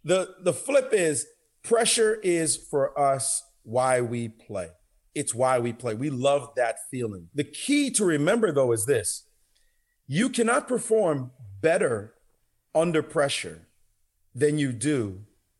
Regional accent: Kingston, Jamaica; moved away; also born or lived in Brownsville, Brooklyn, New York, United States; growing up in Jamaica, the kind of crazy life we grew up in, the violent setting

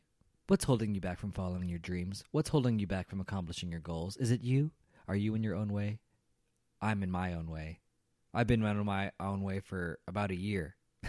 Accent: Chicago, Illinois, United States; I came from Chicago, which was already cold, and Dallas was just as cold.

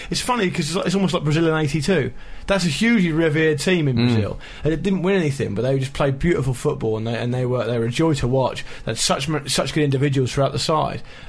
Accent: England, United Kingdom; us being English

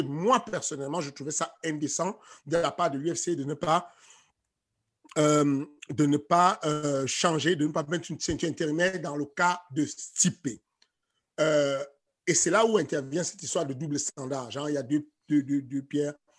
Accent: Cameroon; now in France; je suis un Africain, je suis Camerounais à base. Euh, nous, les Camerounais, on est très chauvin

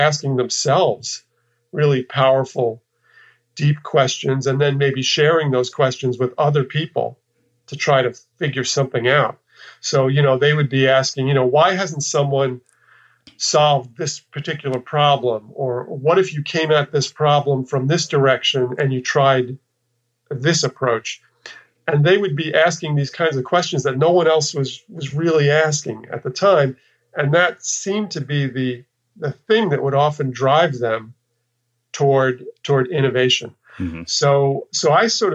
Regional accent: New York, United States; moved away as an adult; also born or lived in Texas; I kind of left the place where I lived and grew up. I'm from New York, and I'd spent, you know, my formative years in New York

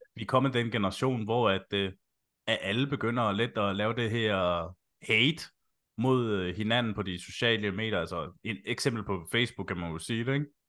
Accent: Slagelse, Zealand, Denmark; Jeg er jo selv fra Slagelse

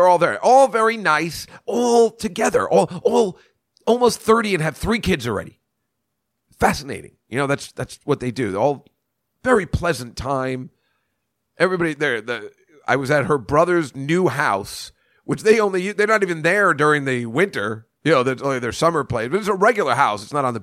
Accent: Edison, New Jersey, United States; I'm from Edison, New Jersey

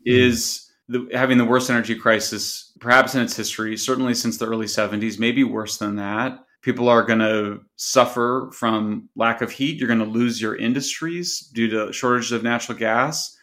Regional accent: California, United States; California, which is my home state

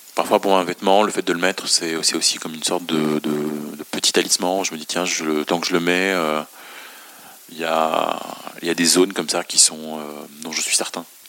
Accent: Beirut, Beirut Governorate, Lebanon; moved away; also born or lived in France; je suis né et j'ai grandi à Beyrouth

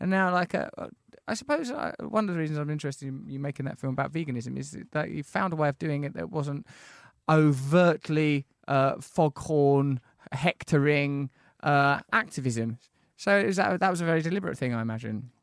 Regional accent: Essex, East of England, United Kingdom; We're Essex boys.

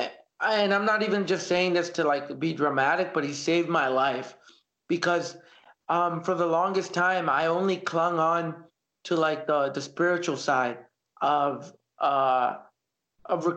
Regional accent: Canada; also born or lived in El Salvador; growing up here in Canada

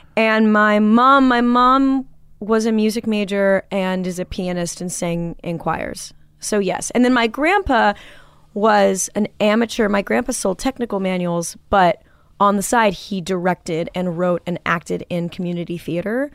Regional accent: Manhattan Beach, California, United States; growing up in Manhattan Beach

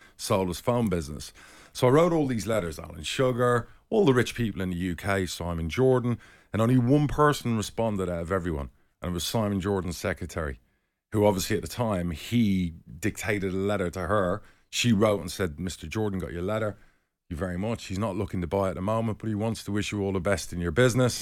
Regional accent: Spain; when I was twenty, twenty-one, I grew up in Spain.

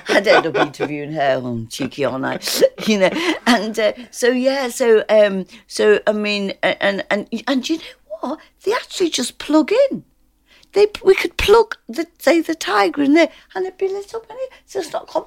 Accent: Liverpool, North West England, United Kingdom; because I'm from Liverpool.

